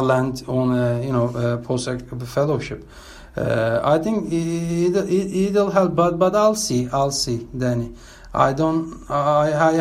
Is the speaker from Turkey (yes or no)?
yes; İzmir, Turkey; now in Berlin, Germany; my hometown, Izmir